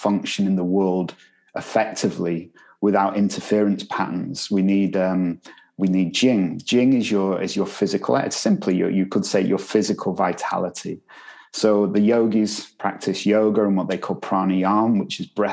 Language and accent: English; Manchester, North West England, United Kingdom; I'm from Manchester, you know. we pronounce things differently there